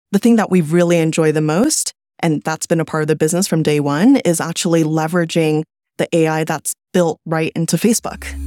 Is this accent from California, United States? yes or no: yes; California, United States; also born or lived in China; I was born in China, but I grew up in California